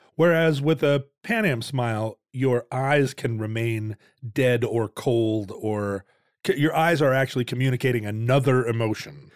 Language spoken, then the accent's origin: English; Seattle, Washington, United States; the Seattle smile, because that's kind of characteristic of our region.